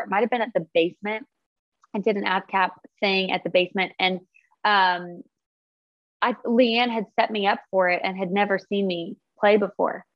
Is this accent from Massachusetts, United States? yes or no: no; Fort Collins, Colorado, United States; I'm from Fort Collins, Colorado